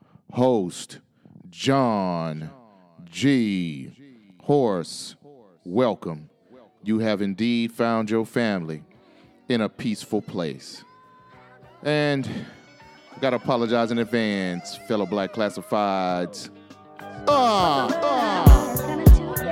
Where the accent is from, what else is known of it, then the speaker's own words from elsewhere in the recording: the South, United States; accent: southern; my southern accent